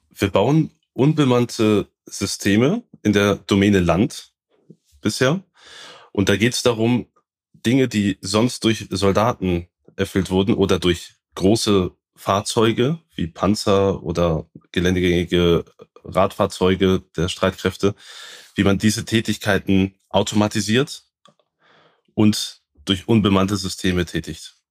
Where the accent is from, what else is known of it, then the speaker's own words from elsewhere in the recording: Baden-Württemberg, Germany; ich komme aus Südbaden